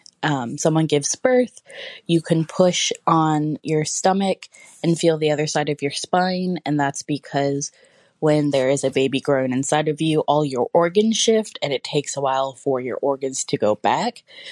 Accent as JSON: {"language": "English", "region": "Ohio", "country": "United States"}